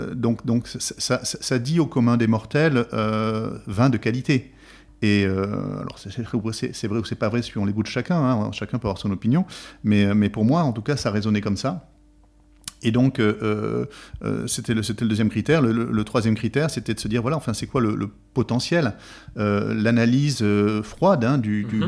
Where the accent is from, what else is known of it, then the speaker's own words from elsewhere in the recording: Bergerac, Nouvelle-Aquitaine, France; je suis originaire de, donc de Bergerac